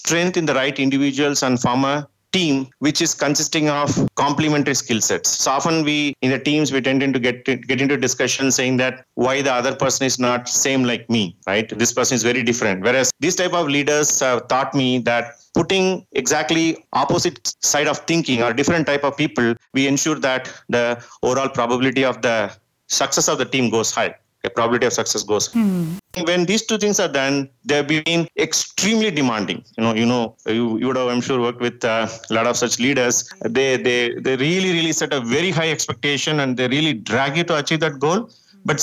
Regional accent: India; first language Tamil; English is a second language; I grew up in my farming years in my native place. My mother tongue is Tamil

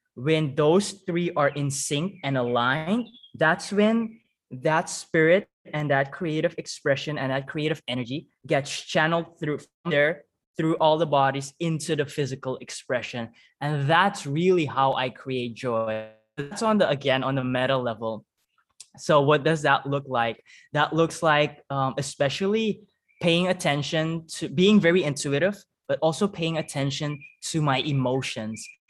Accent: Suriname; accent: Surinamese; English is a second language; moved away as an adult; also born or lived in Netherlands; I speak Dutch with a Surinamese accent

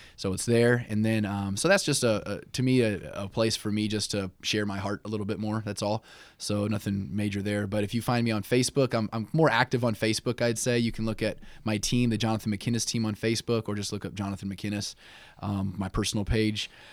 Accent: South Bend, Indiana, United States; also born or lived in Camp Lejeune, North Carolina; pretty much raised all my life in South Bend. I w, grew up on the west side of South Bend

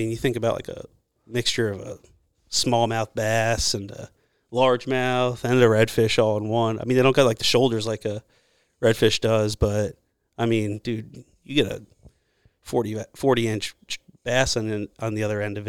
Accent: Jersey Shore, New Jersey, United States; moved away; I'm from the Jersey Shore. I grew up on the water.

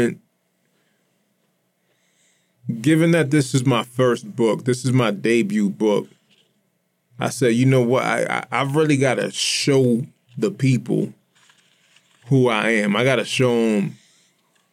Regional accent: Lawrence, Massachusetts, United States; moved away as an adult; also born or lived in Austin, Texas; now in Tampa, United States; I'm American. I'm from Lawrence

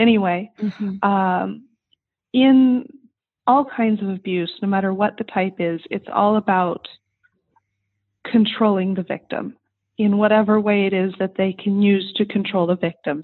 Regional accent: Southern California, United States; I grew up in Southern California in the heart of suburbia

